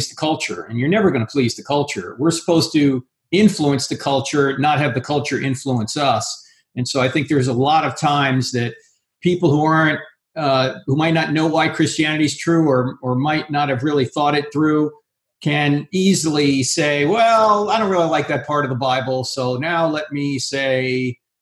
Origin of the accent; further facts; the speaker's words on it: New Jersey, United States; I went to Catholic high school because it's the law. I'm from New Jersey